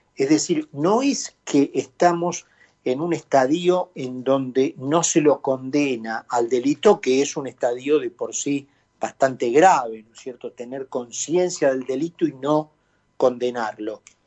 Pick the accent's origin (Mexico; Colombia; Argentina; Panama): Argentina; hemos llegado los argentinos